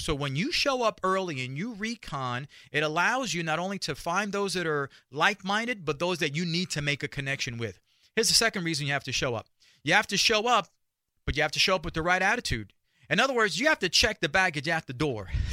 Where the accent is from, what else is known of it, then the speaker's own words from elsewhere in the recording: New York City, New York, United States; I grew up in Spanish Harlem and in the barrio